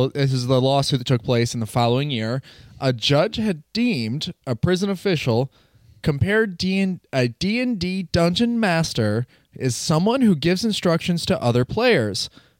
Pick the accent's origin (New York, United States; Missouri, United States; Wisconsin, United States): Wisconsin, United States; I'm from Wisconsin.